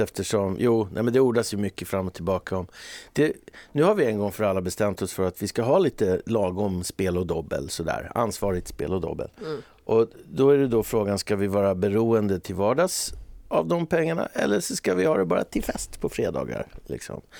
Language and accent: Swedish; Eckerö, Åland Islands; När jag var liten i, i Björnhuvud då, i Eckerö så vi hade liksom varenda gård hade två, tre kor